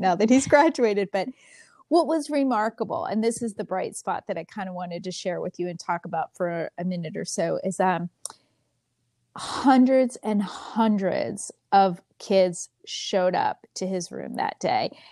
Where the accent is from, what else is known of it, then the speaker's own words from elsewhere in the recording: Pennsylvania, United States; moved away; also born or lived in Texas; I grew up in Pennsylvania, but I've lived in Texas